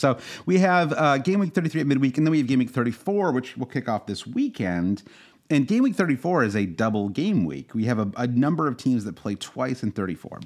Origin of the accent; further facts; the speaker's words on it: United States; as an American